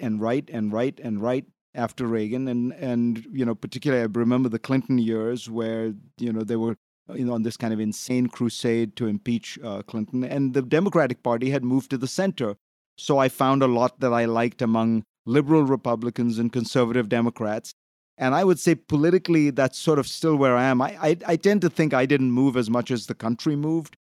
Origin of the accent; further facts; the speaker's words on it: India; moved away; I grew up in India, and I was, I came from a, essentially a socialist country